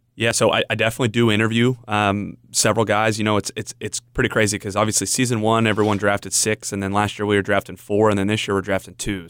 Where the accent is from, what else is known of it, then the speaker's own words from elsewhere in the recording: Indiana, United States; I grew up in Indiana